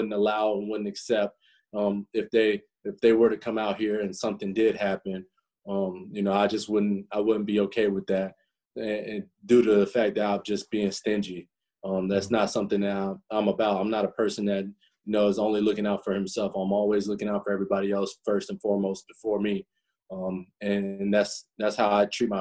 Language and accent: English; Florida, United States; moved away as an adult; also born or lived in Indiana; I'm from Florida, and, you know, Florida kid coming up to Indiana